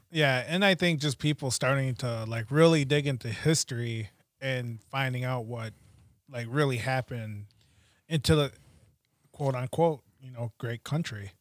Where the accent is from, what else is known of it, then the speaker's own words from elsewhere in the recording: United States; being Native American and going to school